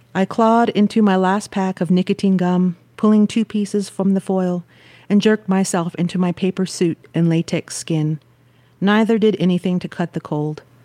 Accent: Tohatchi, New Mexico, United States; right outside of my community of Tohachi

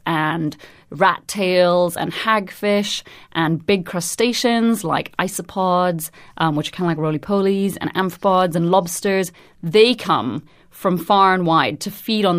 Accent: Trinidad & Tobago; now in London, United Kingdom; I'm originally from Trinidad and Tobago, but I'm currently based at the Natural History Museum in London.

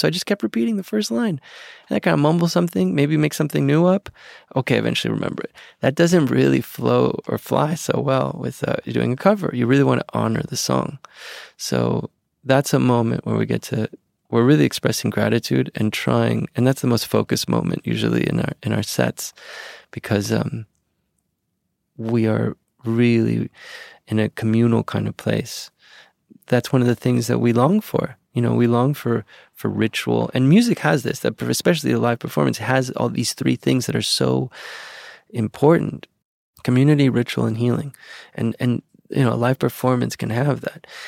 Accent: Venezuela; now in United States; this country that I grew up

